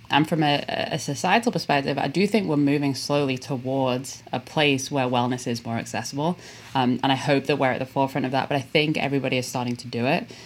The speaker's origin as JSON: {"language": "English", "town": "Liverpool", "region": "North West England", "country": "United Kingdom", "tie": "born or raised there", "moved": "yes", "said": "I'm from Liverpool in England uh, originally, and I love it"}